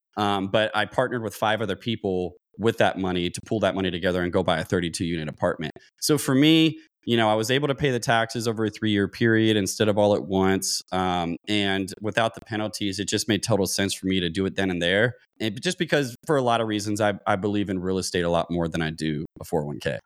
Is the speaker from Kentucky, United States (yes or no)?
yes; Louisville, Kentucky, United States; moved away as an adult; now in San Diego, United States; I grew up in Louisville, Kentucky, joined the Navy while I was in college, uh, came out to San Diego, California